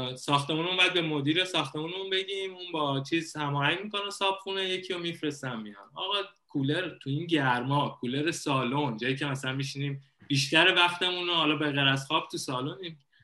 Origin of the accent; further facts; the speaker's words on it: Iran; moved away as an adult; now in Thailand; به عنوان یه ایرانی میای خارج از کشور